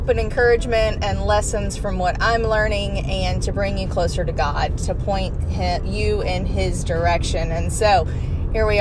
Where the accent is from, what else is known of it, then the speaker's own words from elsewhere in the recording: Ocala, Florida, United States; I grew up here in Ocala